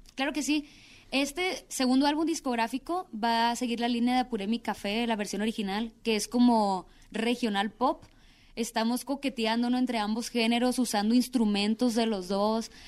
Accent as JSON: {"language": "Spanish", "town": "Culiacán", "region": "Sinaloa", "country": "Mexico", "said": "yo soy de Culiacán, Sinaloa"}